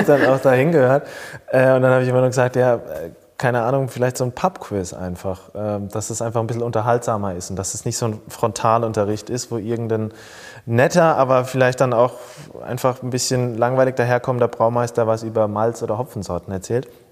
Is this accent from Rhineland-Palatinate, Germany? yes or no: yes; near Mannheim, Rhineland-Palatinate, Germany; moved away as an adult; also born or lived in Speyer; now in Frankfurt, Germany; eigentlich bin ich ein Pelzerbu, der in ah. Frankfurt heimisch geworden ist. Ich bin äh, in der Nähe von Mannheim, so gesehen, äh, als Kind aufgewachsen, in Speyer geboren, ähm, aber lebe jetzt seit fast zehn Jahren in Frankfurt